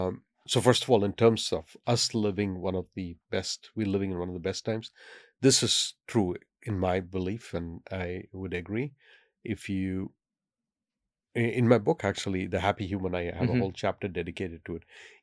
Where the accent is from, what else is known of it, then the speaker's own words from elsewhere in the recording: India; I happen to speak five by an accident of fate because I grew up in India where you're forced to learn many languages.